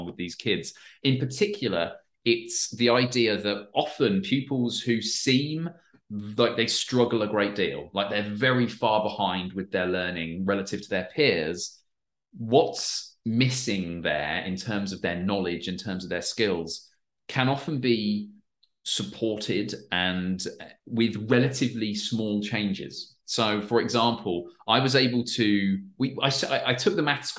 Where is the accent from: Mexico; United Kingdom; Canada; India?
United Kingdom; Peterborough, East of England; I'm from England, so it would have been it's a school in Peterborough in England, where I'm from